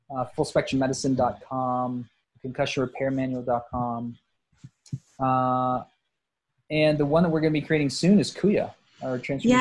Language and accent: English; South Texas, United States; moved away; also born or lived in Portland; I grew up in South Texas